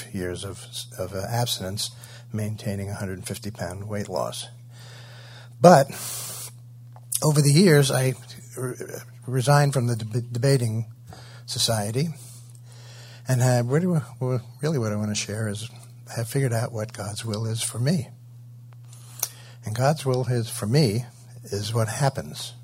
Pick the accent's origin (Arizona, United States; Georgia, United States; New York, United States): New York, United States; New York City; I was brought up on the Upper West Side of New York